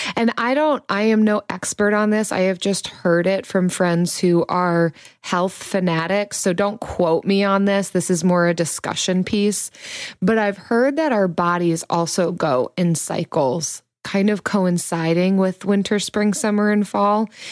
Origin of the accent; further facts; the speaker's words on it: United States; I'm an American